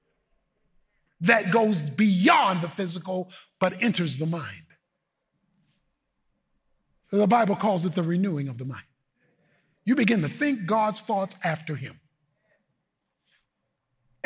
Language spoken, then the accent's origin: English; Baltimore, Maryland, United States; moved away; Baltimore, my hometown